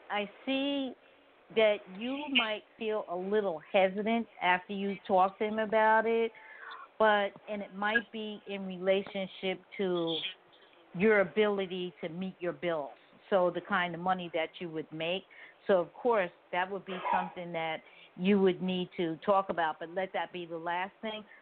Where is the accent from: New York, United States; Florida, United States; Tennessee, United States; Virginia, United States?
New York, United States; moved away; I'm originally from New York.